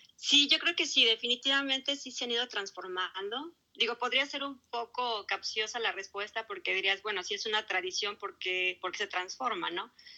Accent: Mexico; now in Melbourne, Australia; la mayoría somos mexicanos

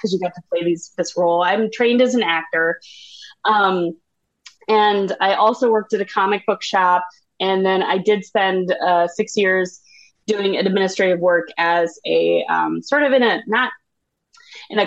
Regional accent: Owatonna, Minnesota, United States; now in Bloomington, United States; I am from Owatonna, Minnesota, which is about 45 minutes south, directly south of the cities

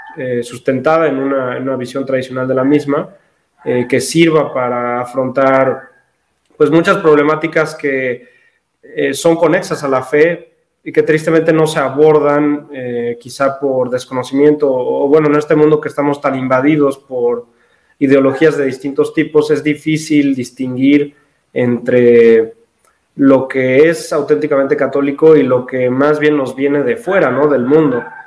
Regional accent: Mexico; soy mexicano, tengo 24 años

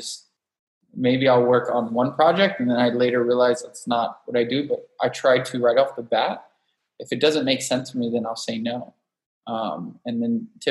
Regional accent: Miami, Florida, United States; moved away as an adult; also born or lived in New York / Los Angeles; now in San Diego, United States; I was born and raised in Miami

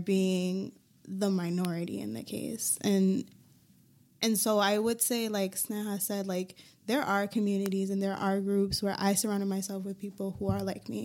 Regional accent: Hartford, Connecticut, United States; I grew up in Hartford

